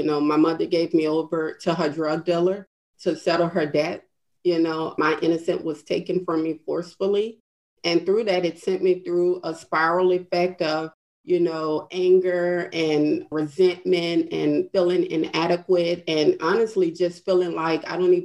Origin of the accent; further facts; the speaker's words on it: New Orleans, Louisiana, United States; moved away as an adult; I came from New Orleans, Louisiana, shortly after Hurricane Katrina, being trapped in the city for 3 days